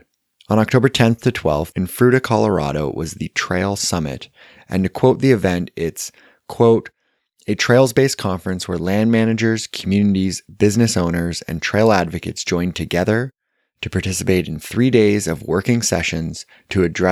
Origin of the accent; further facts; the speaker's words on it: Kitchener, Ontario, Canada; my hometown of Kitchener-Waterloo, Ontario